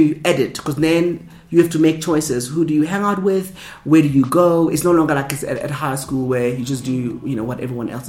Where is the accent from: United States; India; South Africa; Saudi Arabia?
South Africa; Soweto, Gauteng; And growing up in Soweto, I grew up in a colorful environment, multicultural, multilingual experiences, culture-wise.